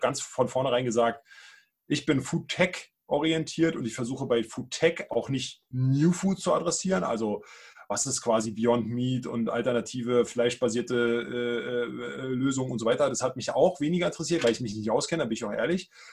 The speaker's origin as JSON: {"language": "German", "region": "Brandenburg", "country": "Germany", "tie": "born or raised there", "moved": "as an adult", "lives_now": "Berlin, Germany", "said": "Ich bin auch gebürtiger Brandenburger, jetzt Berliner."}